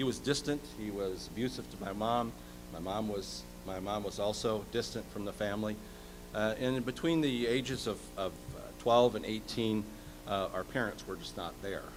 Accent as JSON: {"language": "English", "region": "Minnesota", "country": "United States", "moved": "as an adult", "lives_now": "Shelbyville, United States", "said": "I've been in Shelbyville for 17 years, and I'm originally from Minnesota."}